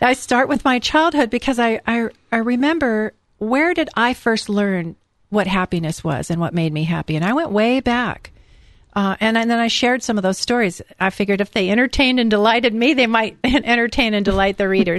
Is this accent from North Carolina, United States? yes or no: no; California, United States; I'm from California